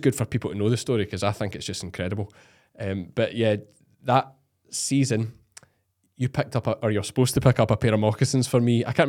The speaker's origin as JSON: {"language": "English", "region": "Scotland", "country": "United Kingdom", "said": "our strength as Scottish shearers is the black face."}